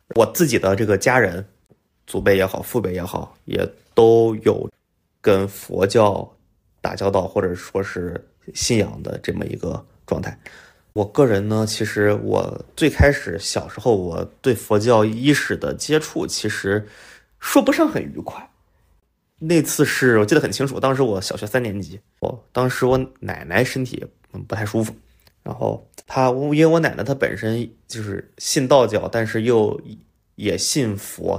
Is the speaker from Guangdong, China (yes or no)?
no; Henan, China; moved away; 我是河南的